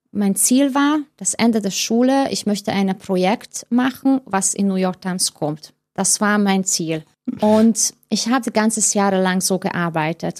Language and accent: German; Hungary; German is a second language; moved away as an adult; ich bin in Ungarn geboren in genau 1979 in das Sozialismus sozusagen